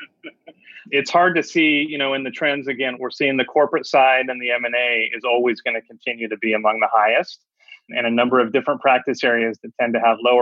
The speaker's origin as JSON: {"language": "English", "area": "Bay Area", "region": "California", "country": "United States", "tie": "born or raised there", "moved": "yes", "lives_now": "North Carolina, United States", "said": "I was born and raised in the Bay Area on the West Coast"}